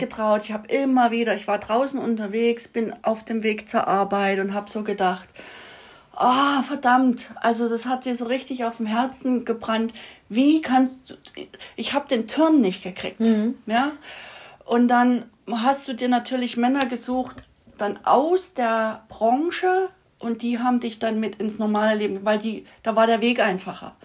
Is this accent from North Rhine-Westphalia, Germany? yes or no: no; Saxony, Germany; moved away as an adult; now in Austria; ich bin ja in Sachsen aufgewachsen